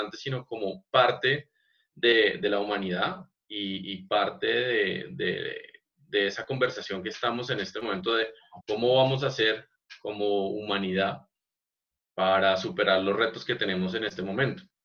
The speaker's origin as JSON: {"language": "Spanish", "region": "Bogotá", "country": "Colombia", "said": "siendo un, un bogotano"}